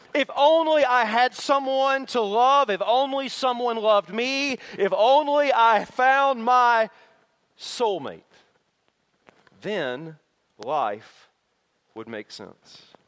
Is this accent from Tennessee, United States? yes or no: yes; Tennessee, United States; my hometown in Tennessee